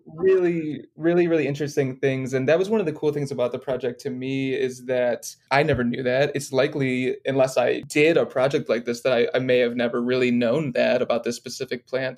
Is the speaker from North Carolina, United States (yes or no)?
no; Detroit, Michigan, United States; moved away as an adult; also born or lived in Los Angeles, United States; moved back to where my hometown is of Detroit